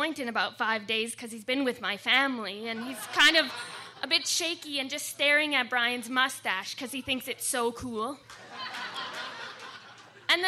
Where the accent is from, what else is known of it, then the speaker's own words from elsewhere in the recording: Canada; moved away; also born or lived in California / Victoria, British Columbia; We were living in California, and I'm from Canada.